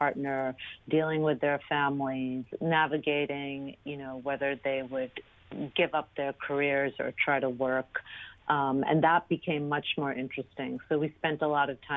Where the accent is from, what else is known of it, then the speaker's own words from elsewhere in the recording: New York, United States; growing up in New York